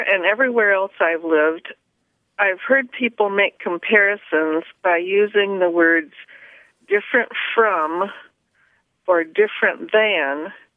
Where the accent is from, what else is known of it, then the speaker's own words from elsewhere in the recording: the Thumb area of Michigan, United States; now in Traverse City, United States; I grew up in the Thumb area of Michigan's Lower Peninsula